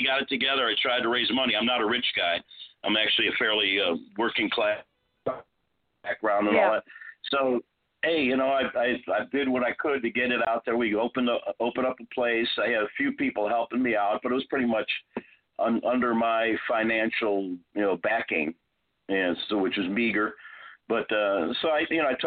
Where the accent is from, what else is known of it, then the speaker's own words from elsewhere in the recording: Chicago, Illinois, United States; moved away as an adult; now in Houston, United States; I'm born and raised in Chicago